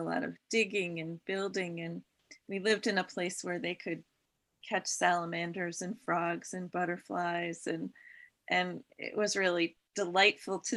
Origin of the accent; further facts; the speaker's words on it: Massachusetts, United States; I grew up in Massachusetts in a suburb